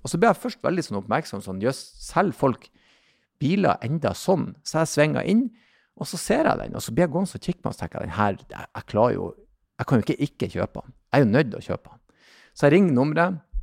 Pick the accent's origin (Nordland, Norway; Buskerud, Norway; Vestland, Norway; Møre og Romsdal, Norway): Nordland, Norway; Bodø; jeg vokste jo opp i Bodøbyen, men mye slekt ute i Lofoten